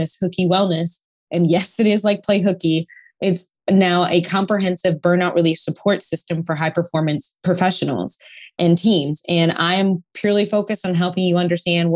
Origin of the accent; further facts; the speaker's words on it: Detroit, Michigan, United States; I am from Detroit, very blue collar, working harder is the thing.